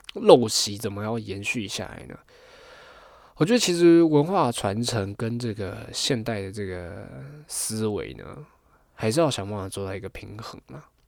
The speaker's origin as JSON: {"language": "Chinese", "country": "Taiwan", "said": "虽然说我是客家人，可是 我也不太会讲客家话"}